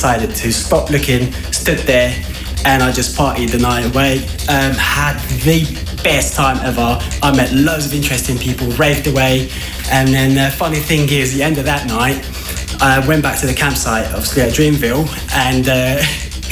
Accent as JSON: {"language": "English", "region": "London", "country": "United Kingdom", "said": "I'm from London"}